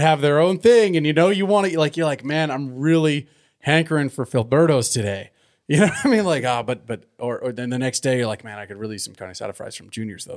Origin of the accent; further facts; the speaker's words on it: Southern California, United States; now in Livermore, United States; I grew up in Southern California